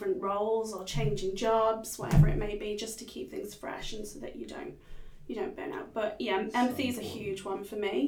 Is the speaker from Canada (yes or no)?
no; Liverpool, North West England, United Kingdom; now in Perth, Australia; I'm from Liverpool in the UK. Anybody from Liverpool is known as a Scouser